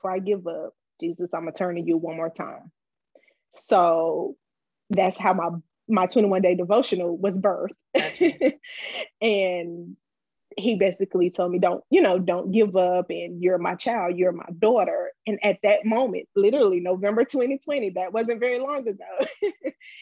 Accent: Wilson, North Carolina, United States; moved away as an adult; now in Charlotte, United States; I am from North Carolina, originally Wilson, North Carolina

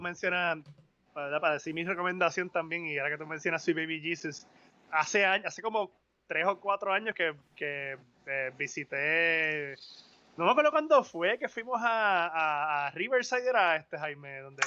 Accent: Caguas, Puerto Rico; así somos los de Caguas

